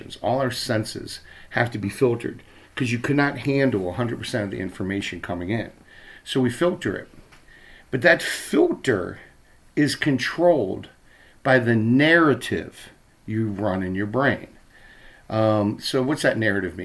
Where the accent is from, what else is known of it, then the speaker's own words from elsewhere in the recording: Baltimore, Maryland, United States; moved away as an adult; now in Minnesota, United States; when I was a kid growing up in Baltimore